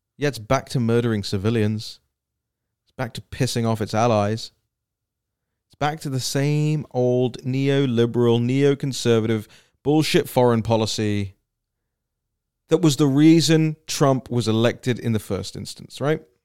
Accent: United Kingdom; I, as a Brit

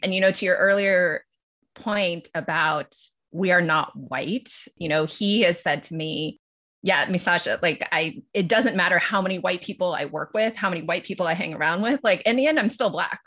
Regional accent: Los Angeles, California, United States; also born or lived in Tokyo, Japan; I grew up in Los Angeles and split a lot of my time with Tokyo

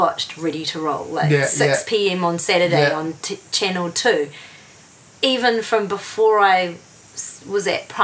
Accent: Whangarei, Northland, New Zealand; moved away as an adult; now in Wellington, New Zealand; I was born in Wellington, and then my family moved up to Whangarei when I was 8

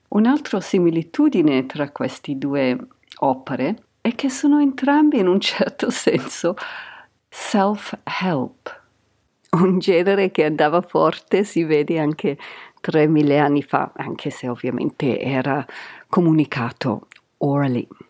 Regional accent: Canterbury, South East England, United Kingdom; Italian is a second language; moved away; Io sono cresciuta in Canterbury Kent, in Inghilterra, negli anni Ottanta

